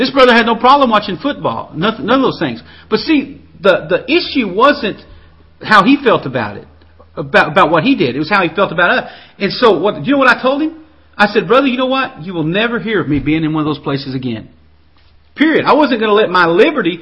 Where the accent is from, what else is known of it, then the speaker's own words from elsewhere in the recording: the South, United States; I was raised in the South